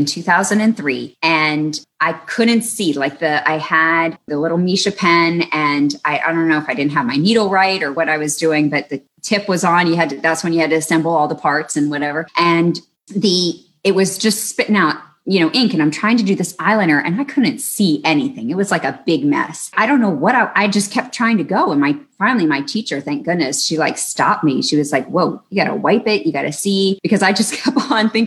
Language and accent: English; Arlington, Texas, United States; I grew up in Arlington